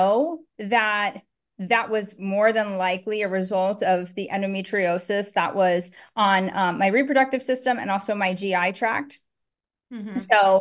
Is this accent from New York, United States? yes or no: yes; New York, United States; moved away as an adult; now in Miami, United States; I'm born and raised in New York, but now I live in sunny Florida. I live in Miami